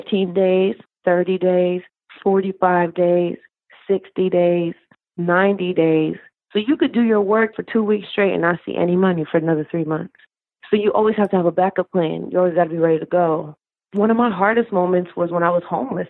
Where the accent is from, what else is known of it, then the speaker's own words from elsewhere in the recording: New York, United States; also born or lived in California; I was born in California, and my family and I moved to New York, where both my parents are from.